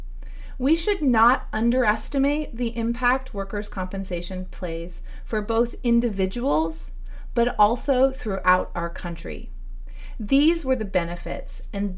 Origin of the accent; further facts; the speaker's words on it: United States; As an American